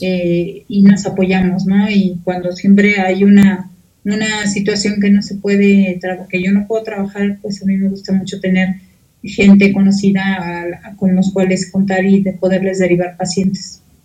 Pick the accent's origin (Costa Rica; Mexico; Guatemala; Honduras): Mexico; los mexicanos somos muy dados